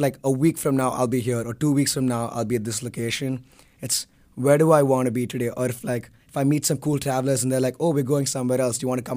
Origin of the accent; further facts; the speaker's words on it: Bangalore, Karnataka, India; moved away as an adult; I'm from Bangalore, India